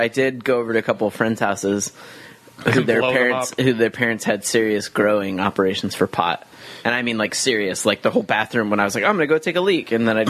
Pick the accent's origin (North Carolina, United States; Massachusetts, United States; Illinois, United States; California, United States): California, United States; Lemoore; I come from this town, Lemoore, California.